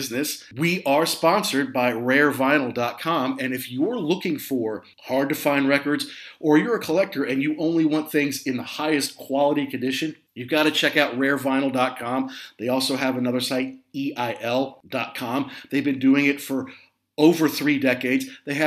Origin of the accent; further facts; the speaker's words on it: the Midwest and the Southeast, United States; moved away as an adult; also born or lived in Southeast, United States; now in London, United Kingdom; I grew up in the Midwest and in the Southeast